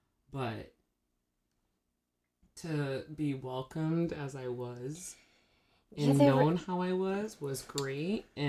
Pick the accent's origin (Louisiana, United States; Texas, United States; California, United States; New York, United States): New York, United States; we're from New York.